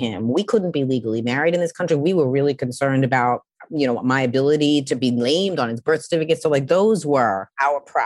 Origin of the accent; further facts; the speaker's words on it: New York City, New York, United States; I'm from Queens.